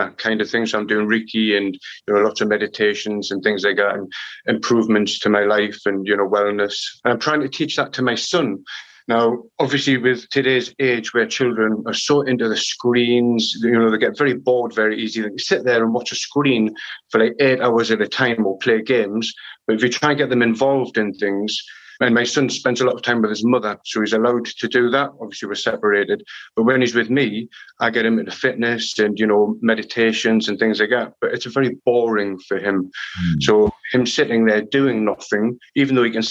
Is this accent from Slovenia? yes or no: no; Newcastle upon Tyne, North East England, United Kingdom; now in London, United Kingdom; I'm in London, but I'm from Newcastle